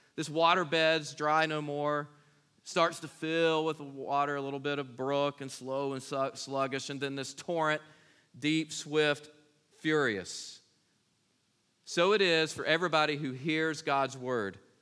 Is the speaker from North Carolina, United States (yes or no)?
yes; Kings Mountain, North Carolina, United States; I was born in Kings Mountain, North Carolina